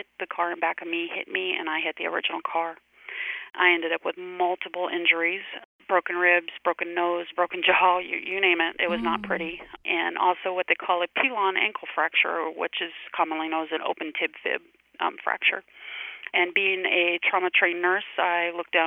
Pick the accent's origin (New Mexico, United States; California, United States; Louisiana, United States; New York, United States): Louisiana, United States; moved away; also born or lived in Richmond, Virginia / Maryland; I'm originally from Louisiana